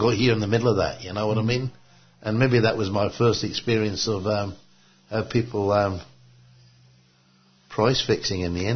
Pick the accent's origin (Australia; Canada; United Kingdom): Australia; Sydney, New South Wales; moved away as an adult; now in Perth, Australia; where I grew up in Sydney